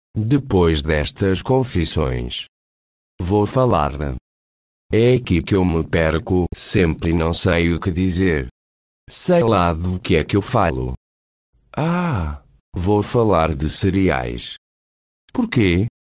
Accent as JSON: {"language": "Portuguese", "country": "Portugal", "said": "Como sou português, escolhi uma voz mais portuguesa"}